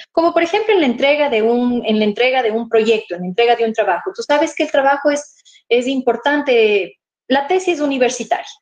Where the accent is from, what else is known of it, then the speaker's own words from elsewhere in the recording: Ibarra, Imbabura, Ecuador; estoy en mi tierra querida